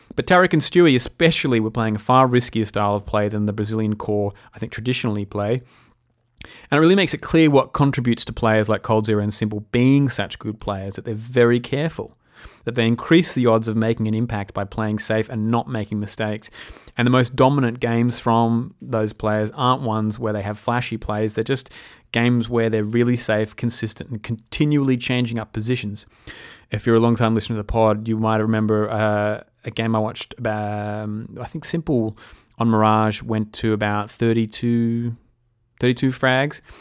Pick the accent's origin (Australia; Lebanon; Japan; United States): Australia; Being an Aussie